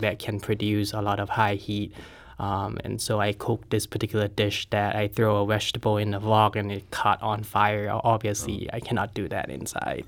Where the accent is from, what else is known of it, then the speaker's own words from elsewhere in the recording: Thailand; now in St. Louis, United States; I'm originally from Thailand